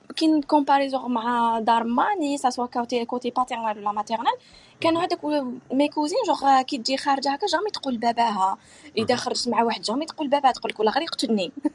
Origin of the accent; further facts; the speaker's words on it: Algeria; حنا مجتمع كجزائري